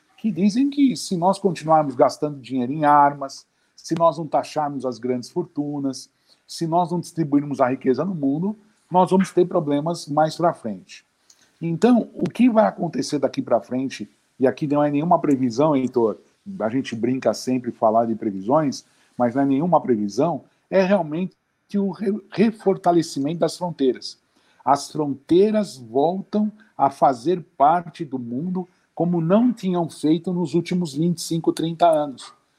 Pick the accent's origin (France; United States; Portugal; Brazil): Brazil; a gente nasceu aqui